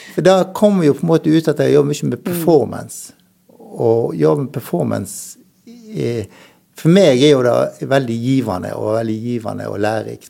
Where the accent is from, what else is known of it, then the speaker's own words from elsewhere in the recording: Dale, Norway; jeg vokste opp på Dale